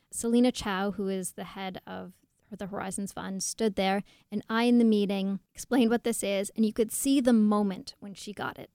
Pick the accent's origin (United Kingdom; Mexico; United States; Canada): Canada; Toronto, Ontario; I'm from Toronto